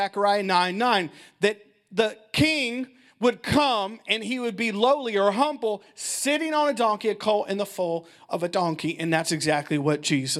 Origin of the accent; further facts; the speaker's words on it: Midwest, United States; I'm from the Midwest.